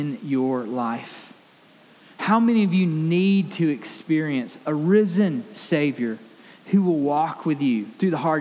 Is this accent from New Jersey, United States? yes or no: no; Alabama, United States; I grew up in Alabama